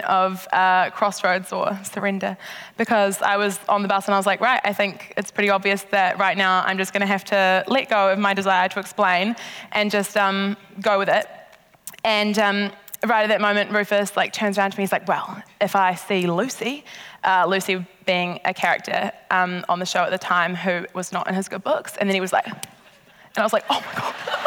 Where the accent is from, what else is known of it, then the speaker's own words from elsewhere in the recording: South Island, New Zealand; We're from the South Island